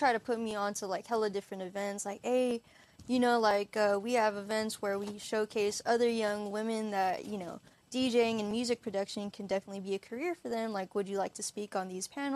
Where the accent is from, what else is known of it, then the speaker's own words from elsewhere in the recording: Hayward, California, United States; moved away as an adult; I'm from Hayward, California. He went to the same high school as I did